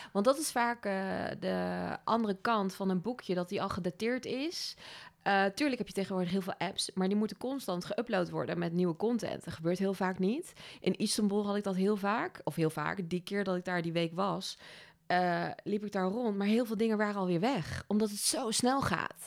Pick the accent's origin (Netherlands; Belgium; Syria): Netherlands; Overasselt, Gelderland; moved away as an adult; also born or lived in Australia / Amsterdam; now in Nijmegen, Netherlands; ik kom uit een dorpje in de buurt vandaan